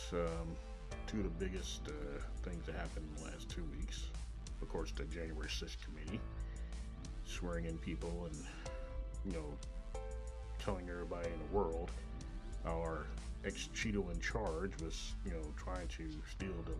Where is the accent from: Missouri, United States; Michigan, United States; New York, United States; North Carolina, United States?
Missouri, United States; Kansas City; Coming live direct from Kansas City, Missouri, my hometown